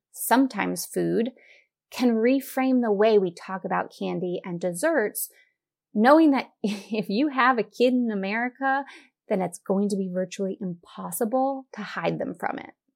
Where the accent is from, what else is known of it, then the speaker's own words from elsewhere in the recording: United States; we as an American society